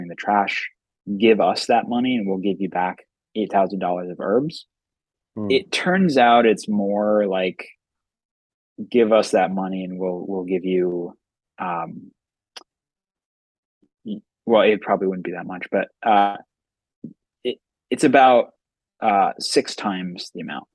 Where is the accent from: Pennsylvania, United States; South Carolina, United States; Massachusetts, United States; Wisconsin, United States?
Pennsylvania, United States; Philadelphia; moved away as an adult; now in Boston, United States; I was born in West Philadelphia. But yeah, I'm from Philadelphia. You know, I grew up in the city